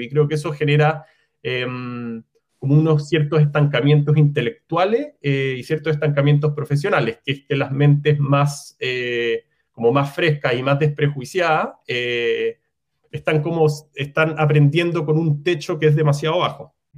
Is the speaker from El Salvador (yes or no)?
no; Chile; also born or lived in New York; soy arquitecto chileno